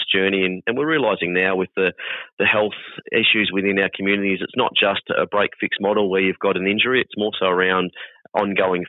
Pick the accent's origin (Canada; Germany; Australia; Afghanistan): Australia; Hoppers Crossing, Victoria; I'm born and bred Hoppers boy